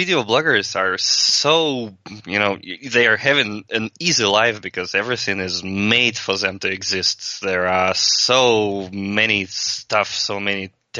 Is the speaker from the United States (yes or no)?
no; Russia; English is a second language; from Russia.